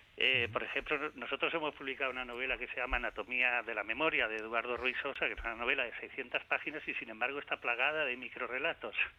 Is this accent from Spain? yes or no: yes; Spain; nosotros, los de aquí de la península